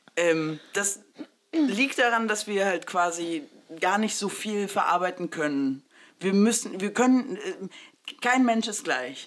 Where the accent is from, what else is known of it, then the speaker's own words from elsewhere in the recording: Saxony-Anhalt, Germany; also born or lived in Mexico; ich bin ja in Sachsen-Anhalt groß geworden